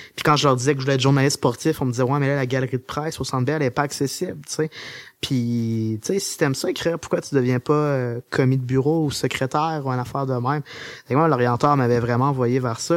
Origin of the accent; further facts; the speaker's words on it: Beauce, Quebec, Canada; also born or lived in Sherbrooke; je viens de la Bosse. Euh, euh, puis la Bosse, c'est un peu le royaume du char.